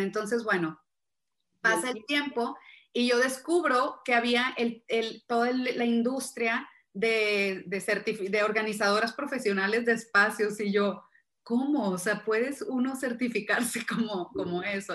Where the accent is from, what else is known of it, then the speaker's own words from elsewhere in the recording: Monterrey, Nuevo León, Mexico; soy de Monterrey, vivo en Monterrey, México